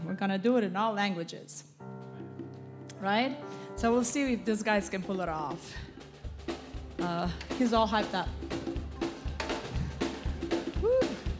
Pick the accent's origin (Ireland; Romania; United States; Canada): Romania; moved away